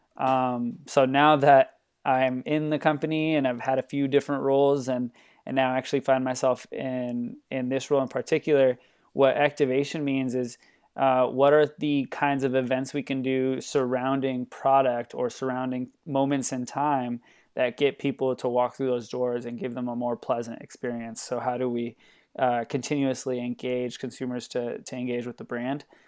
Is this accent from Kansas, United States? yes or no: no; Los Angeles, California, United States; moved away as an adult; now in Portland, United States; I'm from Los Angeles, California.